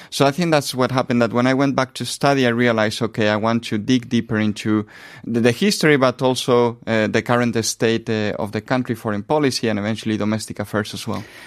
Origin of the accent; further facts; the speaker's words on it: Spain; moved away as an adult; I come from Spain mm-hmm. originally